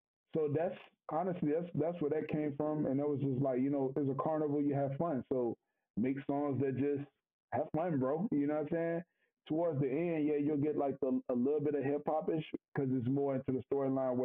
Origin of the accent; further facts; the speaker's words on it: Norfolk, Virginia, United States; I'm from Norfolk